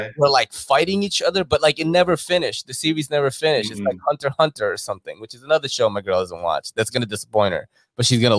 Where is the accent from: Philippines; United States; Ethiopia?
Philippines; born there; I was born in the Philippines. In 1981